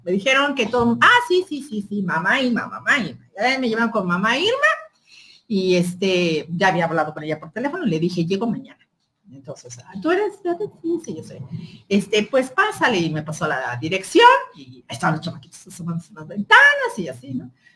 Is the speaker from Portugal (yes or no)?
no; Mexico; mi derecho como mexicana